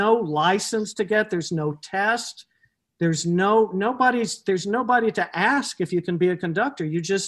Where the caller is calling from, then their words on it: Connecticut, United States; I'm in my home in Connecticut, sequestered.